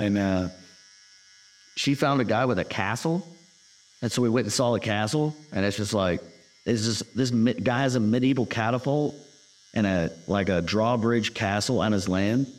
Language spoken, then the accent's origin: English; Texas, United States; Laser and I are from the South. We're from Texas